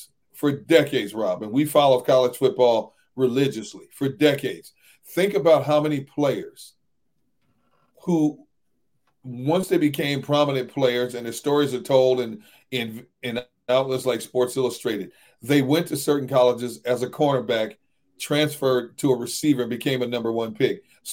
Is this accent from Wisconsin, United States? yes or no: yes; Wisconsin, United States; now in Philadelphia, United States; I'm from Wisconsin